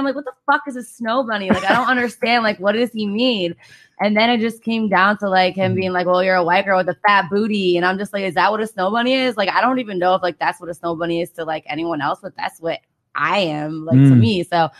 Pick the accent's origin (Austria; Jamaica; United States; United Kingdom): United States; Michigan